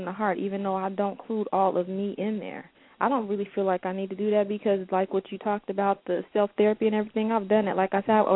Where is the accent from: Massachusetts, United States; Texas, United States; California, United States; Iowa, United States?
California, United States; Oakland; I grew up in West Oakland with a single parent